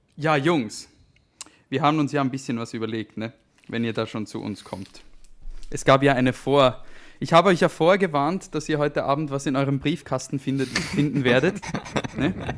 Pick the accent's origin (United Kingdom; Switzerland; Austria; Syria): Switzerland; Bern; obwohl das wir die Hauptstadt sind.